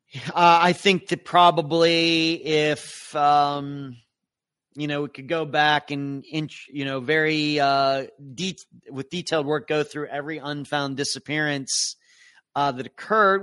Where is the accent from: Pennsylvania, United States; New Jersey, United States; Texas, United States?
Pennsylvania, United States; Leechburg; my hometown of Leechburg